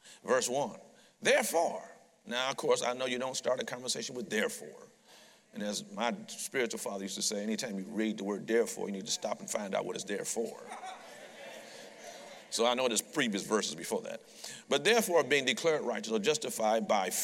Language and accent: English; Detroit, Michigan, United States; I'm a street kid from Detroit